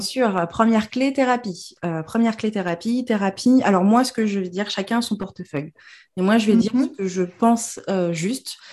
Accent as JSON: {"language": "French", "region": "Normandy", "country": "France", "said": "je suis normande de base et que j'ai jamais vécu en Afrique"}